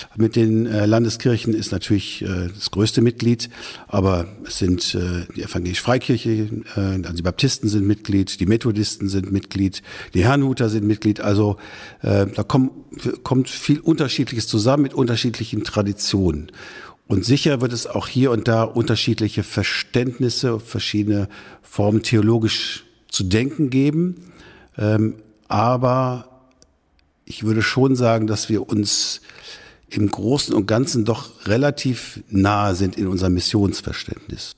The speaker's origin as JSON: {"language": "German", "town": "Schüttorf", "region": "Lower Saxony", "country": "Germany", "tie": "born or raised there", "moved": "as an adult", "lives_now": "Lippe, Germany", "said": "in der Grafschaft Bentheim, wo ich aufgewachsen bin, in Schüttorf"}